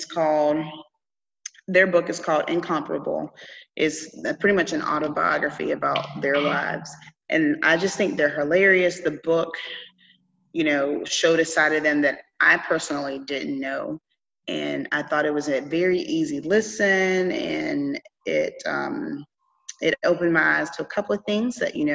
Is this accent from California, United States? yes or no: no; Seneca, South Carolina, United States; now in Naples, United States; Seneca is a cute little town in the mountains of South Carolina where it's connected to North Carolina and Georgia. And it's in the middle.